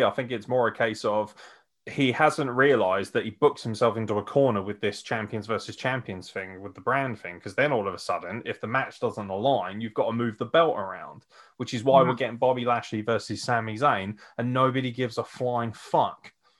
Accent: United Kingdom; I am British.

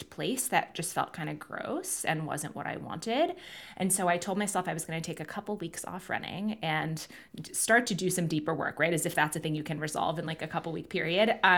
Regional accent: Manhattan, New York, United States; also born or lived in London, United Kingdom; growing up in Manhattan and London and really big cities.

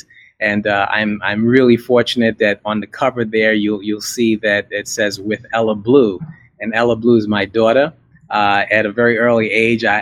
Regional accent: New York City, New York, United States; moved away; I was born in America, born in a little town in New York called Brooklyn

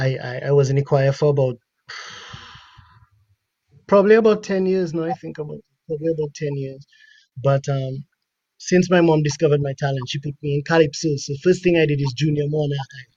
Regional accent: Roseau, Saint George, Dominica; also born or lived in Canada; is a Dominican. I was born in Canada, but I was raised in the heart of Roseau Central on King Dot the Fifth.

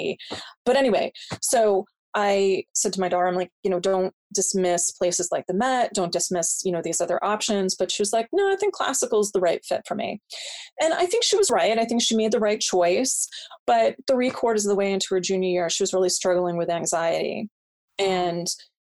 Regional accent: just outside of Providence, Rhode Island, United States; my hometown. We're just outside of Providence.

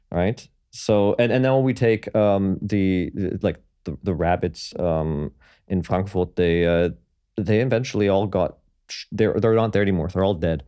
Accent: Toronto, Ontario, Canada; I was born and raised in Toronto, um, well, in and around.

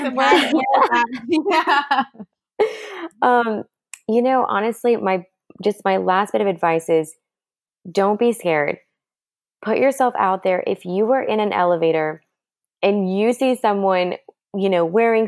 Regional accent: Montreal, Quebec, Canada; first language French; English is a second language; now in Georgia, United States; my first language is French because I'm originally from Montreal, even though I've lived in Georgia for 20 years.

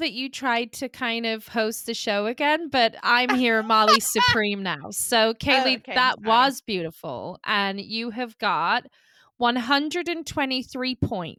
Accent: Scotland, United Kingdom; I'm Scottish

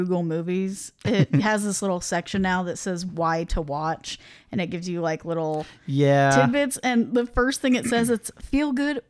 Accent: Midwest, United States; I'm from the Midwest, born and raised

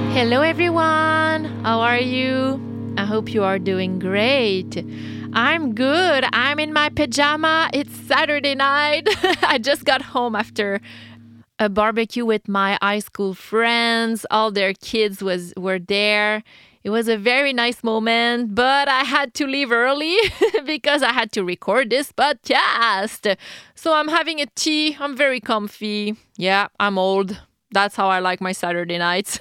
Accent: Quebec, Canada; I'm from Quebec in Canada

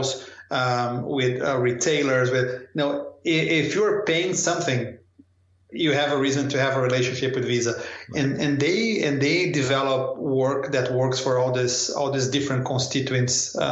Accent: São Paulo, Brazil; moved away as an adult; also born or lived in Rio de Janeiro, Brazil / New Delhi, India / Paris, France; I'm from Sao Paulo

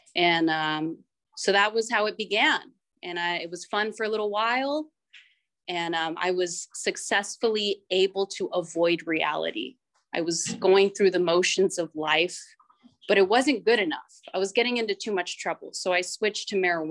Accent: Northern California, United States; I'm from Northern California, and I actually grew up in a small town

